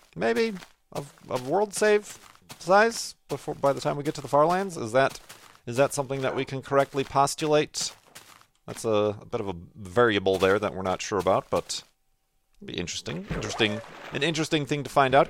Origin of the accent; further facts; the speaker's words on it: Chicago, Illinois, United States; now in Arizona, United States; I live away from my hometown. Originally from the Chicago area, but now out here in Arizona